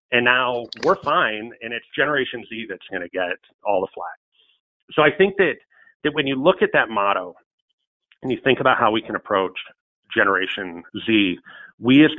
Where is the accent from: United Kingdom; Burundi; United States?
United States; between Buffalo and Rochester, on the Erie Canal, New York; my hometown between Buffalo and Rochester, right on the Erie Canal